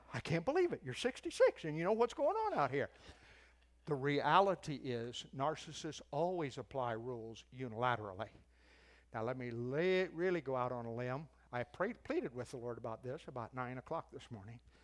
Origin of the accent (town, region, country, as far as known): United States